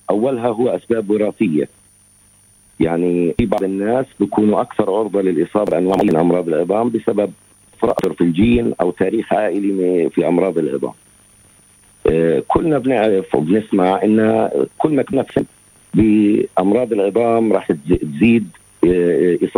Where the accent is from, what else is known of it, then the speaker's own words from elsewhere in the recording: Gaza, Gaza Strip, Palestine; الوضع اللي عماله بصير عندنا في غزه في الظروف الحاليه